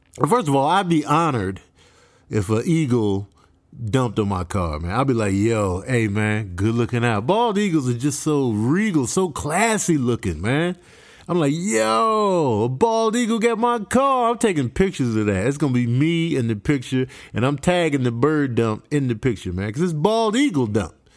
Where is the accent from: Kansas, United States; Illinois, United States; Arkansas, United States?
Illinois, United States; Chicago; moved away; also born or lived in Clovis, New Mexico / Las Cruces, New Mexico; growing up in Chicago, I always had my armor on